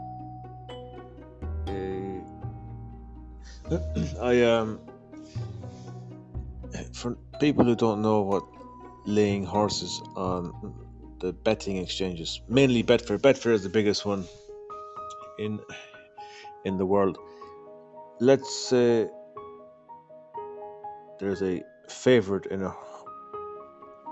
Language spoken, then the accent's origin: English; Ireland; I'm from Ireland.